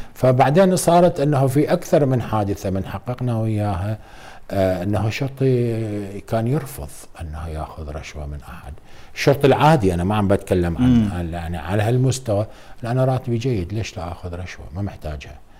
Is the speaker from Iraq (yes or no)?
yes; Iraq; احنا بالوزاره نعمل كعراقيين كلنا